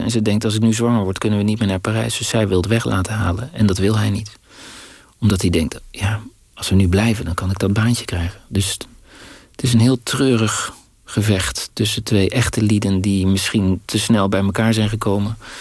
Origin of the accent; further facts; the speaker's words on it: Dordrecht, South Holland, Netherlands; in Dordrecht, waar ik opgroeide